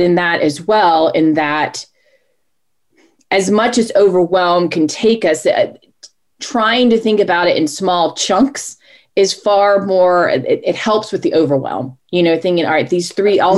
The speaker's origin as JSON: {"language": "English", "town": "Charlotte", "region": "North Carolina", "country": "United States", "tie": "born or raised there", "said": "Born and raised in Charlotte, North Carolina. I'm a Charlotte native"}